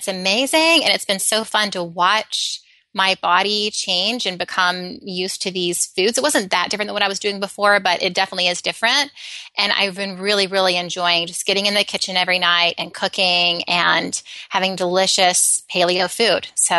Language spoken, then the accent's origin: English; Alabama, United States; So I grew up in Alabama